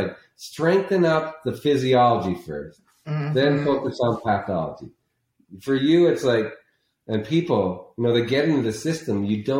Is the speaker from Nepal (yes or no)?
no; Canada; now in Scottsdale, United States; When I came from Canada and moved down here because of snow